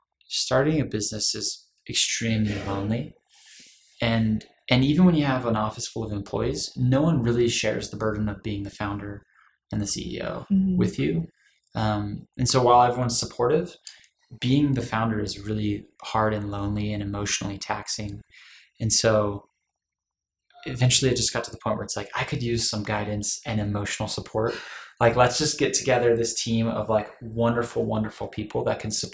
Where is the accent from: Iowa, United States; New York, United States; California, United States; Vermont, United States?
California, United States; Los Angeles; moved away as an adult; now in Utah, United States; I'm from Los Angeles. I moved up here for college